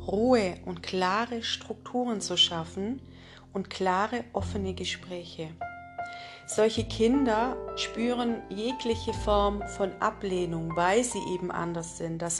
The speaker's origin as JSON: {"language": "German", "town": "Isny im Allgäu", "region": "Baden-Württemberg", "country": "Germany", "said": "ich komme aus Isny im Allgäu und begleite viele Frauen und auch Männer in ihre wahre Essenz."}